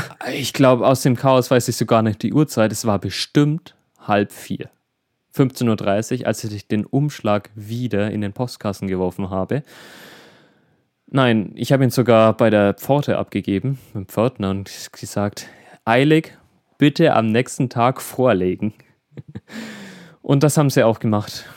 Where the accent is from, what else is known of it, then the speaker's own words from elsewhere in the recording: Middle Franconia, Bavaria, Germany; bei uns in Bayern, beziehungsweise im Regierungsbezirk Mittelfranken